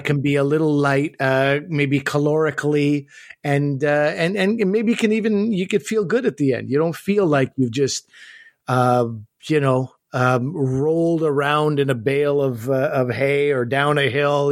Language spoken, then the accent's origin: English; Canada; I grew up as a Pakistani kid in Canada